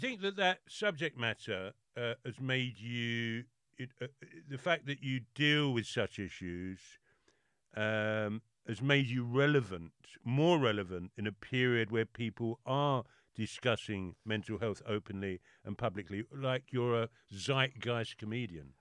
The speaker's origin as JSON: {"language": "English", "region": "London", "country": "United Kingdom", "said": "I'm very London"}